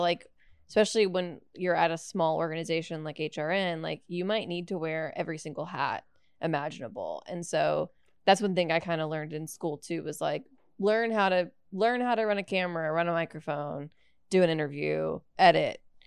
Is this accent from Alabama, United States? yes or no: yes; Alabama, United States; I'm from Alabama